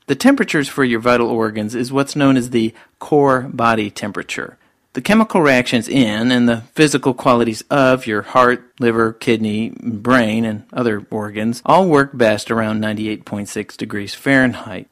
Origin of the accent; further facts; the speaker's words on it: Georgia, United States; those of us living in my home state of Georgia